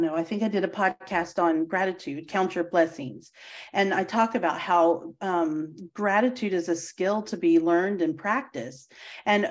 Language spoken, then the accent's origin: English; Charlottesville, Virginia, United States; University of Virginia is where I grew up, is in Charlottesville.